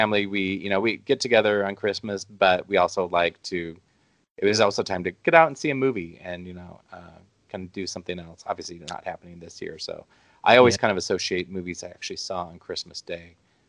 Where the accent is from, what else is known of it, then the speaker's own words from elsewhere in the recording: Midwest, United States; also born or lived in Omaha, Nebraska; as a Midwesterner